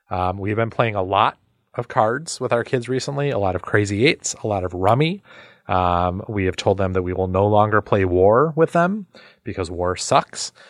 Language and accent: English; Midwest, United States; I play euchre now, but weirdly, taught by East Coasters, even though I grew up in the Midwest, the home of euchre, but I did not grow up in a real card playing family.